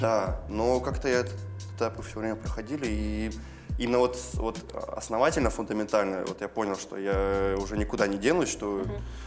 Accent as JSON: {"language": "Russian", "town": "Belorechensk", "region": "Krasnodar Krai", "country": "Russia", "said": "я из Белореченска, это, получается, сто километров от Краснодара"}